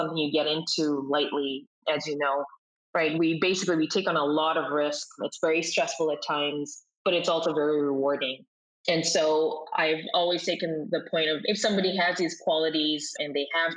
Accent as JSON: {"language": "English", "country": "Kenya", "moved": "as an adult", "lives_now": "United States", "said": "I'm originally from Kenya"}